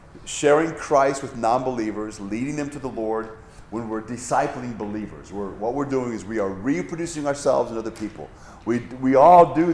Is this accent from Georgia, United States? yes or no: no; Hawaii, United States; I grew up in Hawaii, lots of waterfalls